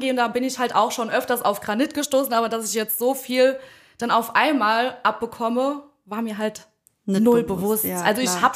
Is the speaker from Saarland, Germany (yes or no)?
yes; Bischmisheim, Saarland, Germany; Ich komme aus Bitchmissheim